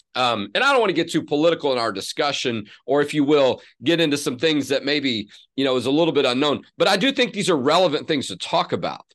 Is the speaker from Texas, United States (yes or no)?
yes; Houston, Texas, United States; I grew up in Houston